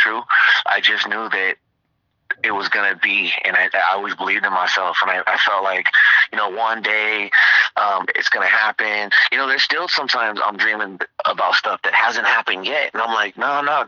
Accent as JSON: {"language": "English", "town": "Redondo Beach", "region": "California", "country": "United States", "tie": "born or raised there", "said": "I'm from Redondo, California"}